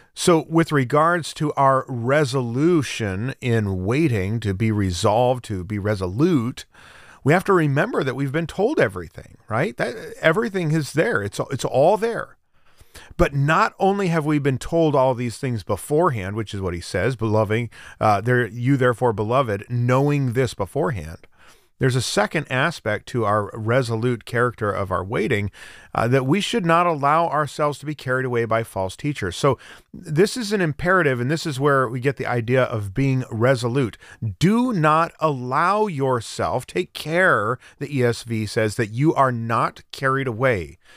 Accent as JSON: {"language": "English", "region": "Central Oregon", "country": "United States", "tie": "born or raised there", "moved": "yes", "lives_now": "Florida, United States", "said": "I grew up in Central Oregon, uh, in the high desert of Central Oregon"}